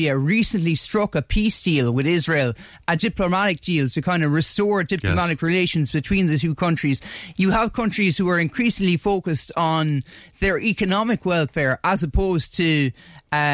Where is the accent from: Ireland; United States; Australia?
Ireland